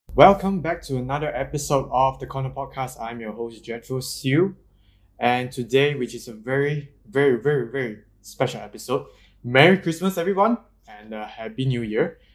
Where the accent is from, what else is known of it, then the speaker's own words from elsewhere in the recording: Malaysia; I'm still Malaysian, kind